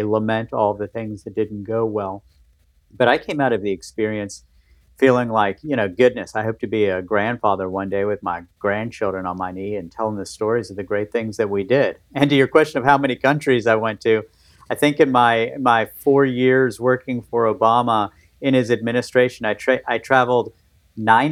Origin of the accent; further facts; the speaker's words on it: West Virginia, United States; moved away; also born or lived in Baltimore; where I grew up in West Virginia